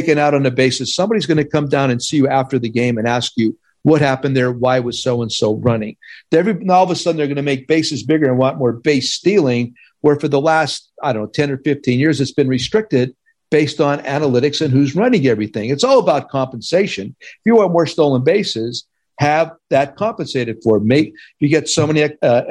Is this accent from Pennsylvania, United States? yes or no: yes; Hazleton, Pennsylvania, United States; moved away; I came back to Hazleton for Christmas